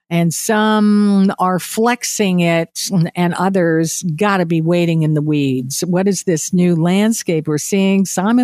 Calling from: Atlantic Canada, Canada; I'm talking here from Atlantic Canada, some of the places I want to go to.

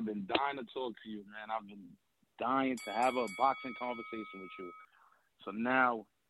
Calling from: New York City, New York, United States; I'm calling from Brooklyn, New York.

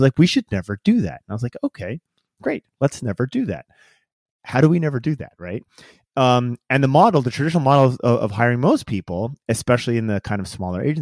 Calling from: Washington, United States; So I am outside of the, the kind of the outskirts of Seattle, right?

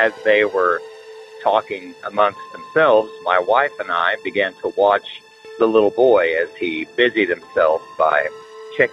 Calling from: Oklahoma, United States; I'm calling you from Oklahoma

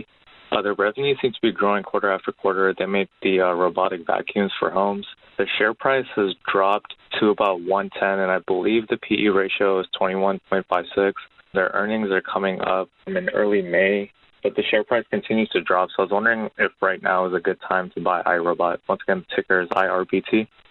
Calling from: Northern California, United States; I'm calling from Northern California.

